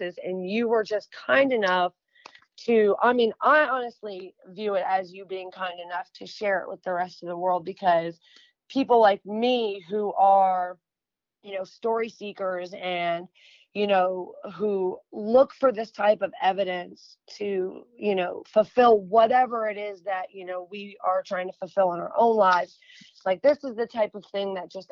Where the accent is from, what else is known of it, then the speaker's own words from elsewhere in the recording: New York, United States; moved away; also born or lived in the South (US); I'm from New York, but I'm living down here in the South